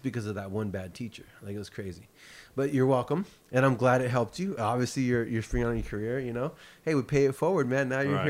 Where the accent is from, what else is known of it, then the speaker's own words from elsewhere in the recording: San Jose, California, United States; moved away as an adult; also born or lived in Los Angeles; I grew up in San Jose.